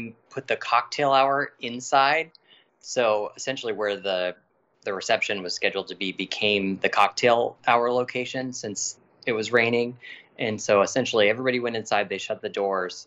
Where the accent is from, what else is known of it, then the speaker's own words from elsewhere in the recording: Virginia, United States; we're from Virginia